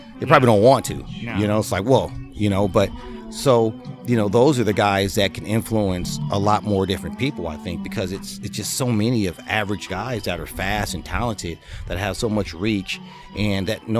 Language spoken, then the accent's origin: English; Compton, California, United States; moved away as an adult; also born or lived in Rancho Cucamonga, California; now in Houston, United States; I'm originally born and raised in Compton. You know, I'm a Compton boy